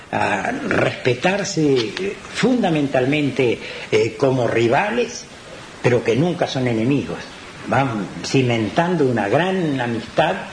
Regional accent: Carmelo, Colonia, Uruguay; Cuando yo vine de Carmelo y corrí acá, como en Carmelo nos dicen a todos nosotros francois

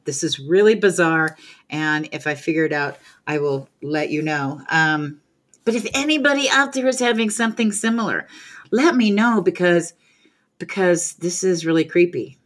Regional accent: California, United States; moved away; I grew up in California

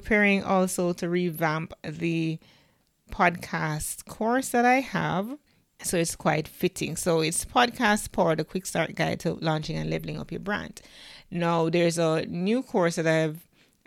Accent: Jamaica; I am the Jamaican podcast queen

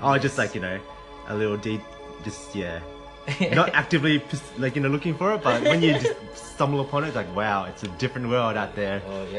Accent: Melbourne, Victoria, Australia; moved away as an adult; now in Japan; I love Melbourne, you know, that's my hometown

